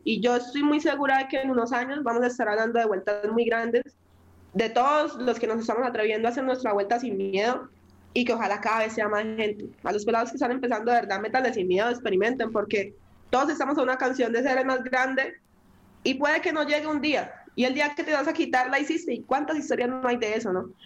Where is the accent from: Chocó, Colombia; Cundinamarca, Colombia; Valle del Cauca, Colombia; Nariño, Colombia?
Chocó, Colombia; Quibdó; now in Medellín, Colombia; mi, raíz y mi hogar es en Quibdó